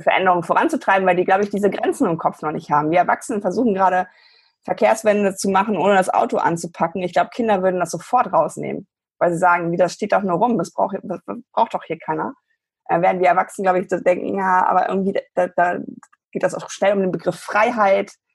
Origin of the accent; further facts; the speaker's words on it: Germany; bei uns in Deutschland